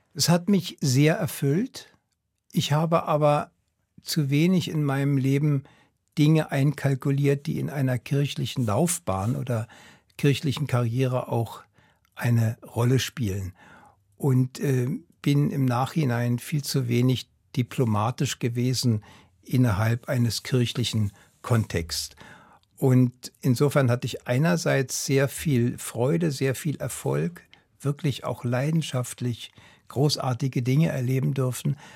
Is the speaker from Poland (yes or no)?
no; Berlin, Germany; now in Switzerland; Ich bin in Berlin aufgewachsen